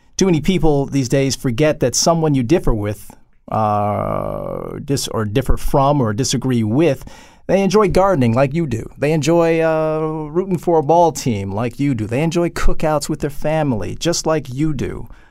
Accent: Detroit, Michigan, United States; I'm a black man with a, a legion of close black friends, obviously, growing up in Detroit

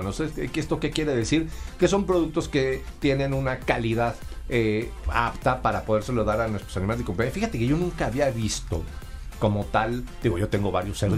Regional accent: Sonora, Mexico; Yo creo que esto se parece mucho a lo que allá en, mi tierra consumen, que es la carne, seca, en Sonora.

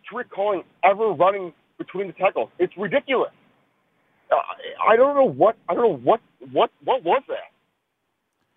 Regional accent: Chicago, Illinois, United States; I'm from Chicago.

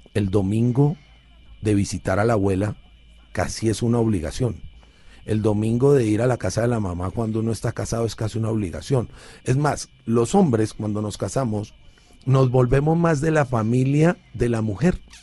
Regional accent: Cali, Valle del Cauca, Colombia; carrito de balineras que le decimos en Cali

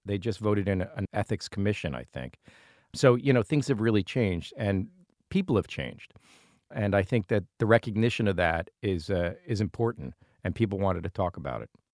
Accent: Providence, Rhode Island, United States; we come from Federal Hill in Providence

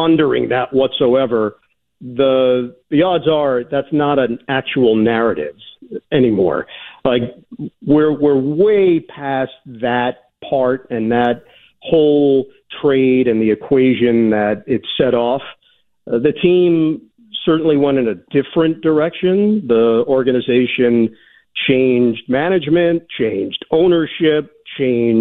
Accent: United States; I am an American

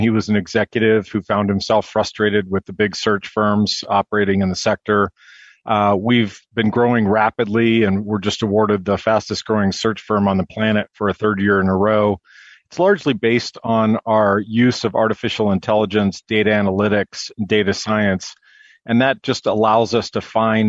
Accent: San Francisco, California, United States; now in Minneapolis, United States; born and raised in San Francisco, now live in Minneapolis with my wife and kids

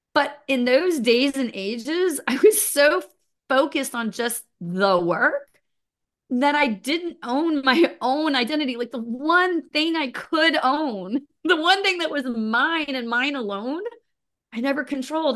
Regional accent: United States; also born or lived in Florida / Missouri; I grew up in Florida and Missouri, so kind of a combination between the two

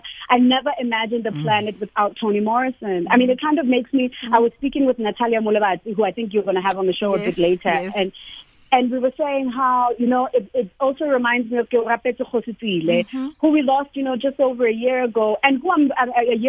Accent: South Africa; as a Black girl growing up in South Africa

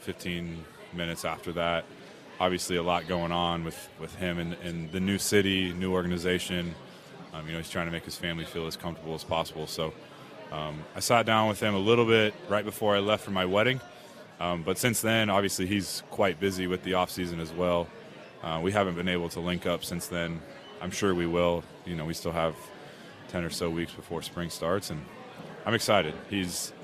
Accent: West Coast, United States; moved away as an adult; now in Philadelphia, United States; I grew up on the West Coast

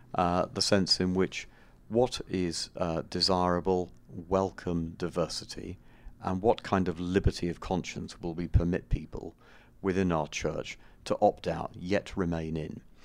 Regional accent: United Kingdom; us as British tourists

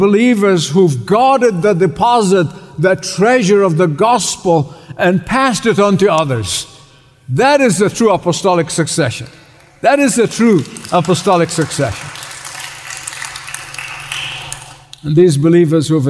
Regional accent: Egypt; moved away; Where I grew up in Egypt is the Coptic church

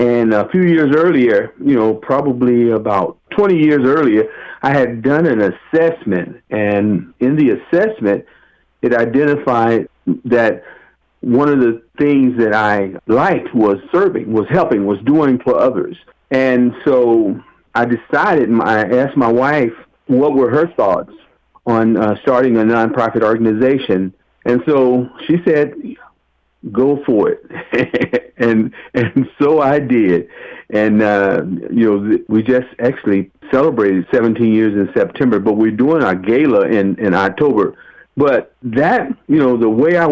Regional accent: Waco, Texas, United States; also born or lived in Los Angeles County, California; now in Los Angeles, United States; how I was brought up in my childhood. My family, I'm originally from Waco, Texas, and it was a small community.

